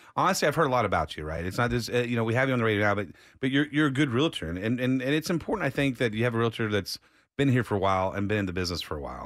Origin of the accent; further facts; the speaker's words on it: Austin, Texas, United States; born and raised in Austin